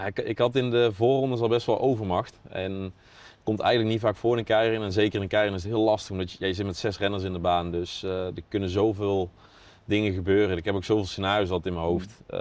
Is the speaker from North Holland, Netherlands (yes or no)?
no; North Brabant, Netherlands; now in Apeldoorn, Netherlands; Maar ik, ik, ik, woon ook in de weekenden nog wel in Brabant en daar ben ik ook nog graag. Dus ja, door de week in Apeldoorn, het weekend in Brabant.